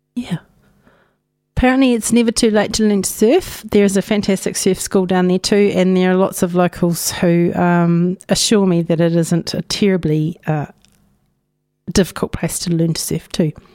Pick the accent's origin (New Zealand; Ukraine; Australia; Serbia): New Zealand; Napier, Hawke's Bay; now in Dunedin, New Zealand; I was born in Ahuriri on Te Ika Maui.